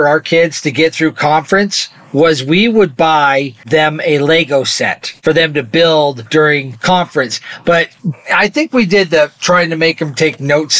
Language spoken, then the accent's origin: English; Arizona, United States; now in Utah, United States; growing up in Arizona in the 80s and 90s.